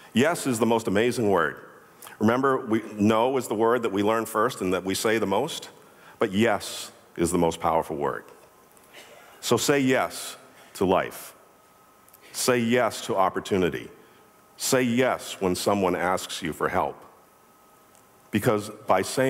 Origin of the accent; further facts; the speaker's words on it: Boston, Massachusetts, United States; I'm from Boston